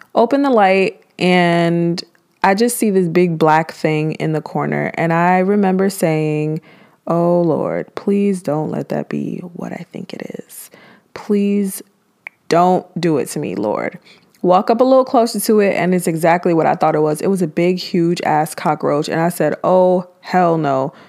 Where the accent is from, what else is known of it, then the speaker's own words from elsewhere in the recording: New York City, New York, United States; moved away as an adult; now in Georgia, United States; I am from Brooklyn, New York